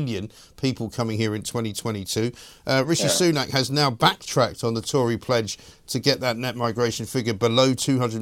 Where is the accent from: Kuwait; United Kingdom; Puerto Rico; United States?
United Kingdom; London; I was born and raised in London